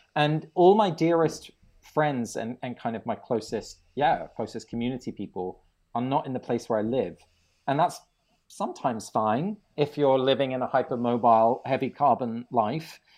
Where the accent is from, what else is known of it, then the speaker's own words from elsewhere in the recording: England, United Kingdom; I grew up in England, uh, although my family is Dutch. Both my parents are from Holland